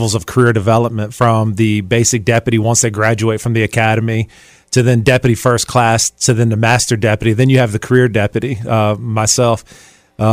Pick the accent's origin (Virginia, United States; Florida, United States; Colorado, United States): Virginia, United States; Chesterfield; I grew up in Chesterfield